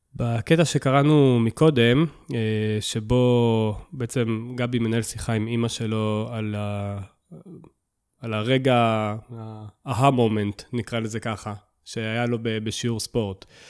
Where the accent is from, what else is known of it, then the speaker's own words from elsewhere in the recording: Southern District, Israel; אני, אני מהדרום